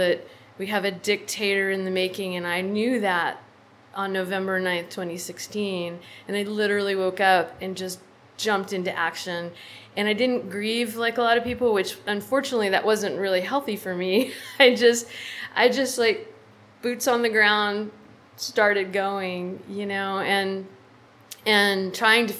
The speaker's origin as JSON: {"language": "English", "town": "San Antonio", "region": "Texas", "country": "United States", "tie": "born or raised there", "lives_now": "Austin, United States", "said": "I grew up in San Antonio"}